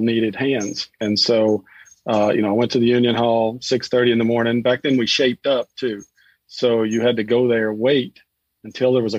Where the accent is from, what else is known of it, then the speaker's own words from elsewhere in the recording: East Tennessee, United States; accent: twang; I grew up in East Tennessee, which actually has more twang than other parts of Tennessee